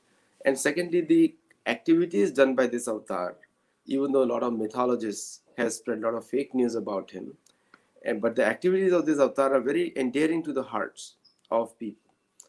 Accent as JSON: {"language": "English", "town": "Solapur", "region": "Maharashtra", "country": "India", "second_language": "English", "said": "I am from Solapur, I was born in Solapur"}